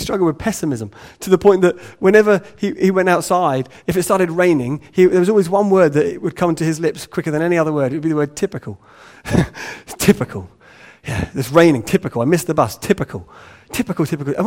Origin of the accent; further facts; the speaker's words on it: England, United Kingdom; we're English